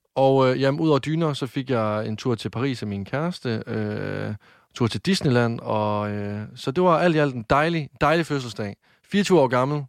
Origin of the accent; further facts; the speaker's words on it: Varde, Southern Denmark, Denmark; Jeg blev fejret hjemme i Varde af min mor, min far og min kæreste